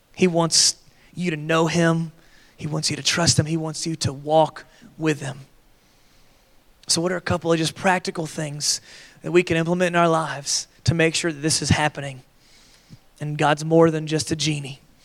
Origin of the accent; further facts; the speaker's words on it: Florida, United States; I grew up in Florida where we had like a, a Florida resident discount.